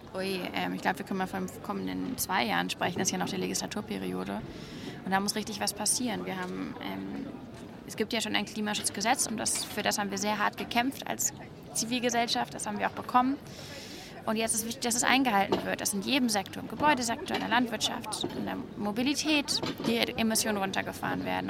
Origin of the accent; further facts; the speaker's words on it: Hamburg, Germany; ich bin in einem Stadtteil groß geworden in Hamburg